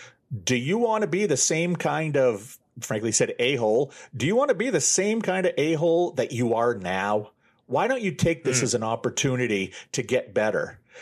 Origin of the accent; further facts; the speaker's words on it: Maine, United States; I was raised Catholic here in Maine, and my parents are very old school conservative Catholics.